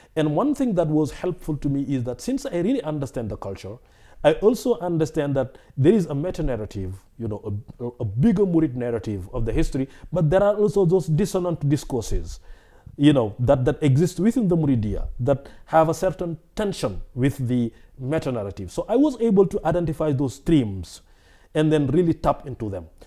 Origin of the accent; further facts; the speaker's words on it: West Central Senegal, Senegal; also born or lived in Dakar, Senegal; I was born in Senegal, uh, and I grew up in West Central Senegal